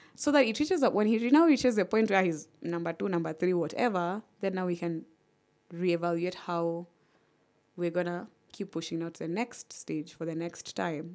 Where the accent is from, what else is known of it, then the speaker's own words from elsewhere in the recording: Kenya; I'm Kenyan